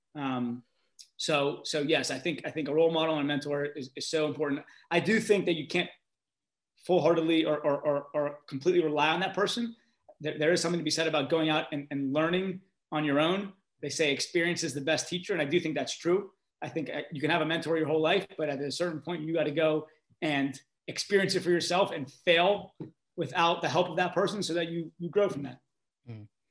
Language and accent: English; Pittsburgh, Pennsylvania, United States; I grew up in Pittsburgh